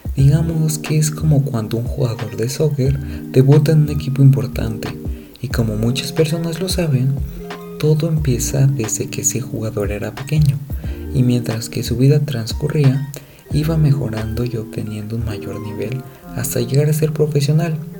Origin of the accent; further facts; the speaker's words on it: Mexico; México, mi país de origen y residencia